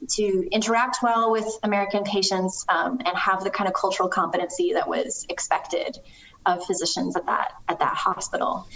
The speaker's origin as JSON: {"language": "English", "country": "Canada", "moved": "yes", "said": "I'm originally from Canada."}